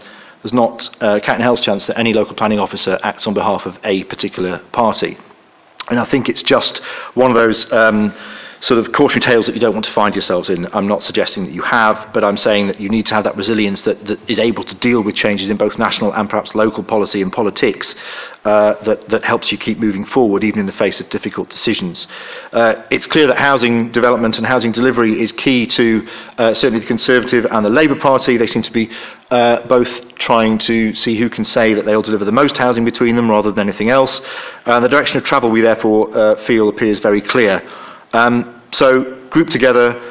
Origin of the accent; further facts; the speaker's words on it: York, Yorkshire and the Humber, United Kingdom; I come from York.